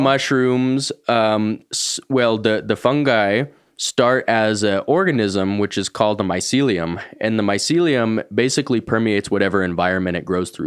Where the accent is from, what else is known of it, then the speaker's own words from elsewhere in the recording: Boulder, Colorado, United States; I grew up here in Boulder